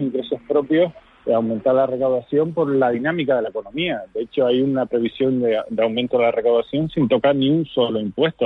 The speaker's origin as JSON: {"language": "Spanish", "area": "Fuerteventura", "region": "Canary Islands", "country": "Spain", "said": "soy de Fuerteventura"}